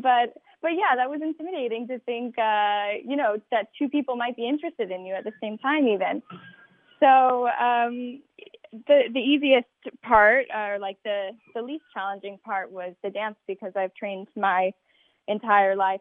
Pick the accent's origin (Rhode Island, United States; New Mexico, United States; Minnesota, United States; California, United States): New Mexico, United States; Albuquerque; I'm from Albuquerque, New Mexico.